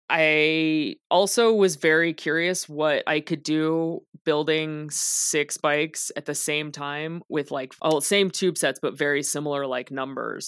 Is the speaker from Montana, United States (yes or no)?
no; Las Vegas, Nevada, United States; moved away; also born or lived in Los Angeles; I grew up in Las Vegas.